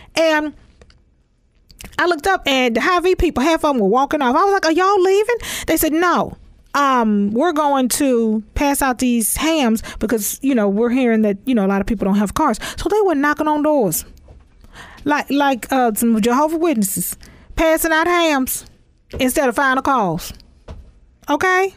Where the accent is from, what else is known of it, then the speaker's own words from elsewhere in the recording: Texas, United States; I'm from Texas